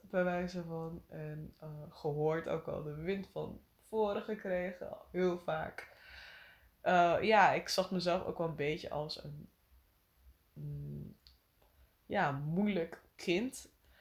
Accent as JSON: {"language": "Dutch", "region": "Friesland", "country": "Netherlands", "tie": "born or raised there", "moved": "yes", "lives_now": "Amsterdam, Netherlands", "said": "Ik ben opgegroeid in Friesland"}